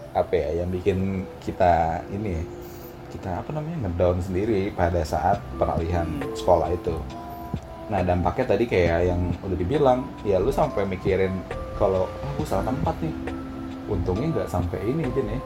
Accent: South Jakarta, Jakarta, Indonesia; di Jaksel gue anak Jaksel bro Yo, SD SMP tapi rupanya

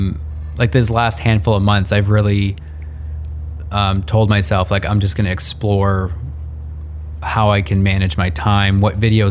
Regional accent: Northern Ontario, Canada; also born or lived in Portland; now in Toronto, Canada; I grew up in Northern Ontario where it's like 6 feet of snow every year.

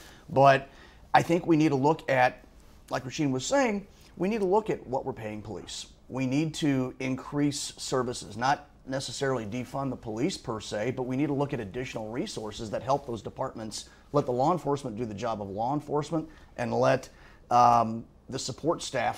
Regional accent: rural Missouri, United States; also born or lived in Chesterfield, Missouri / St. Louis, Missouri; I'm a suburban kid, grew up in rural Missouri. But when somebody asks me where I'm from, I don't say I'm from Chesterfield. I'm from St. Louis.

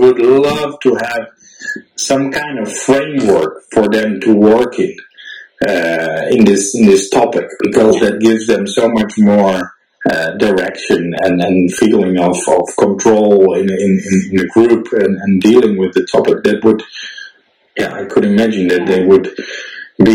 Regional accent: Netherlands; now in Switzerland; you from Ukraine, I'm from Holland, me posting in all kinds of expat groups

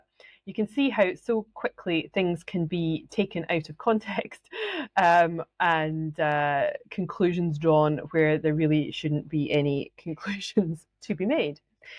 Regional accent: Scotland, United Kingdom; accent: Scottish; But anyway, this is my real Scottish accent.

